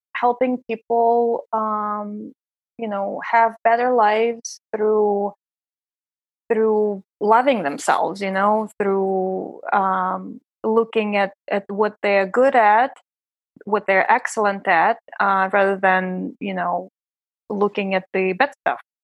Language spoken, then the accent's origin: English; Saint Petersburg, Russia; English is a second language; moved away as an adult; also born or lived in Prague, Czech Republic / Vienna, Austria / San Francisco Bay Area, United States; now in New York City, United States; I'm from Russia. My husband is originally from Los Angeles, but we met in Saint Petersburg, my hometown